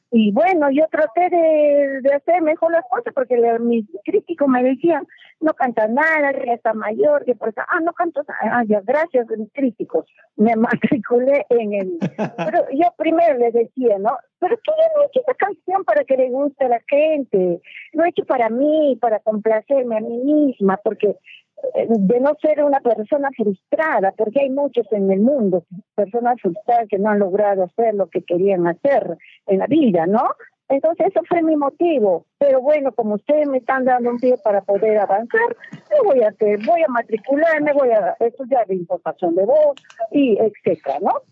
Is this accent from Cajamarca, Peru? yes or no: no; Loreto, Peru; Yo soy peruana y mi país tiene tres regiones, costa, sierra y selva. Yo soy de la región selva, por donde está el río Amazonas